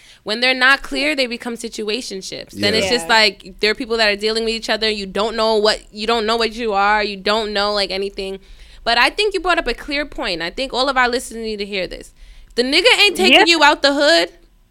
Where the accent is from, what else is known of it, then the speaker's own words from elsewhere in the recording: New York City, New York, United States; also born or lived in Brooklyn; We're from Queens.